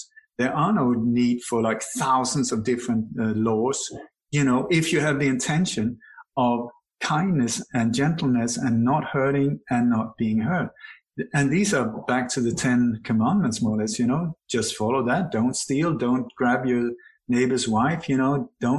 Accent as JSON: {"language": "English", "country": "Sweden", "tie": "born or raised there", "also_born_or_lived": "Denmark / Iceland / Spain / Indonesia", "moved": "yes", "lives_now": "Bali, Indonesia", "said": "My body was born in Denmark. Am I Danish? I don't think so. I have a Danish passport. Doesn't make me Danish. I grew up in Sweden"}